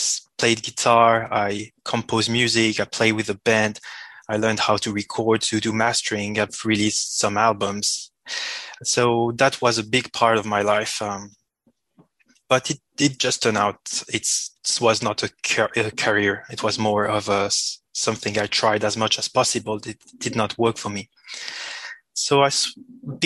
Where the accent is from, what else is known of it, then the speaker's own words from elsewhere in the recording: Switzerland; first language French; English is a second language; I was born in Switzerland and my main language is French. So I apologize for the accent